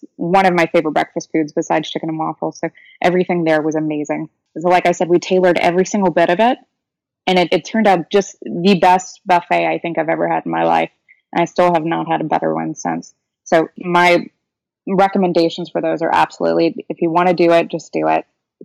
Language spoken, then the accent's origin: English; Louisiana, United States; I'm from Louisiana